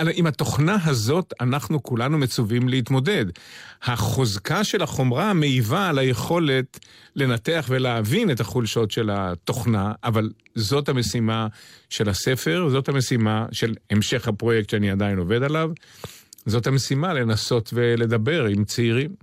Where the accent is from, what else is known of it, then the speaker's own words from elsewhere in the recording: Jerusalem, Jerusalem District, Israel; נולדתי בירושלים, גדלתי בירושלים